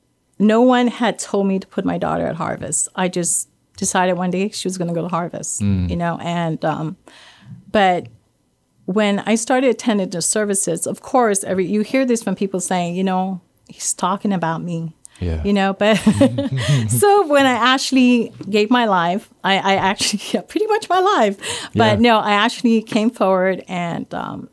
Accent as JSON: {"language": "English", "country": "Guam", "tie": "born or raised there", "said": "I grew up in Guam, yes. And we grew up in a Catholic family."}